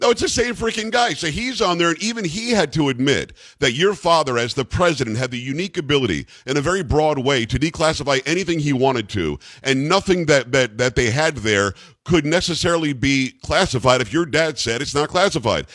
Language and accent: English; Palm Beach County, Florida, United States; I grew up in Palm Beach County, Florida